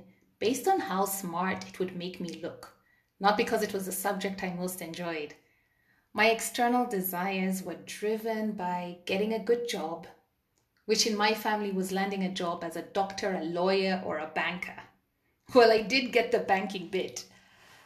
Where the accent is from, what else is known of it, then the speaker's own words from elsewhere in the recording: Kenya; I grew up in Kenya in the early 80s